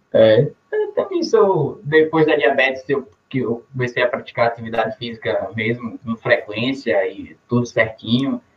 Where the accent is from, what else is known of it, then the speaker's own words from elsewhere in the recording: Jacobina, Bahia, Brazil; sou de Jacobina, Bahia